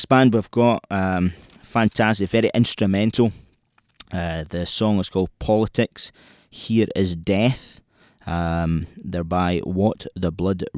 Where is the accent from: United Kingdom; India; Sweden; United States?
United Kingdom; Irvine, Scotland; hailing from Irvine, my hometown